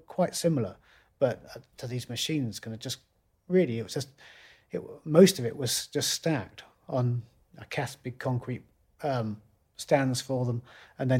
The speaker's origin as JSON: {"language": "English", "town": "Loughborough", "region": "East Midlands", "country": "United Kingdom", "tie": "born or raised there", "said": "a great big electrical engineering factory in my hometown, Loughborough"}